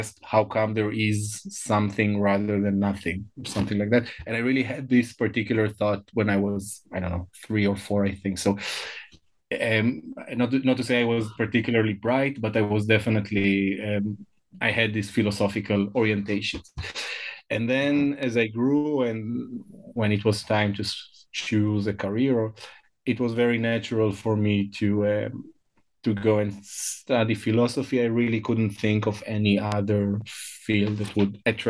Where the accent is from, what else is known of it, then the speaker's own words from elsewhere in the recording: Israel; first language Hebrew; English is a second language; moved away; also born or lived in Hamburg, Germany; I was born and I grew up in Israel